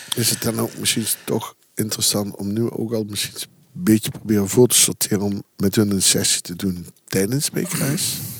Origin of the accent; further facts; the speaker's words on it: Belgian Campine, Flanders, Belgium; ik kom uit de Kempen, uit de Belgische Kempen